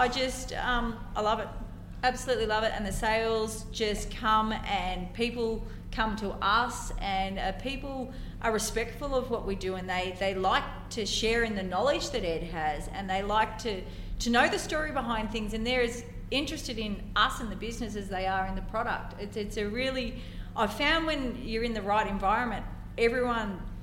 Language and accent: English; Ballarat, Victoria, Australia; my hometown